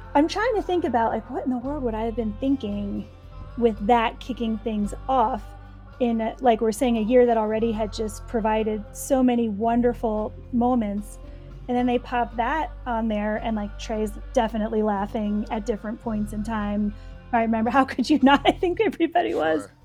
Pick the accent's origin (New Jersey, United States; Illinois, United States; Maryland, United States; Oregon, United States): New Jersey, United States; growing up in Jersey